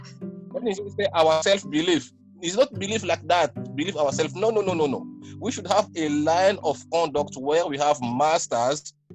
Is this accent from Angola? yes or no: yes; Angola; But she's a Sudanese. How can she be my brother? I'm from Angola or something like that.